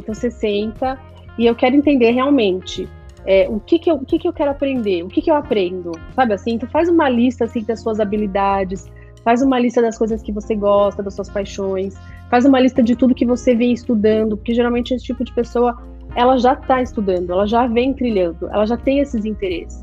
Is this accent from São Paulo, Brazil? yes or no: yes; São Paulo, Brazil; now in Miami, United States; eu cresci, nasci na Vila Madalena